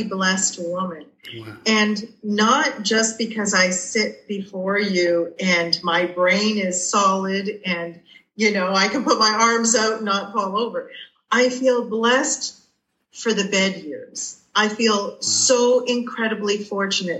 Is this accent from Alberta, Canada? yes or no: no; Toronto, Ontario, Canada; I'm from Toronto, Canada